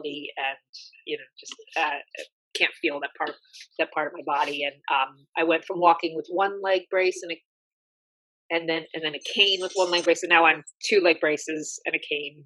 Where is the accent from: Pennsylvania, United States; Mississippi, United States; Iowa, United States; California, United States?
Pennsylvania, United States; Philadelphia; I'm from Philly